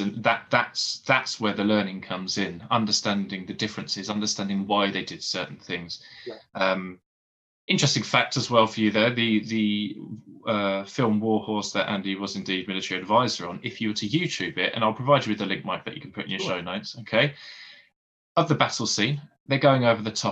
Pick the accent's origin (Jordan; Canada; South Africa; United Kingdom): United Kingdom; Essex, East of England; growing up in Essex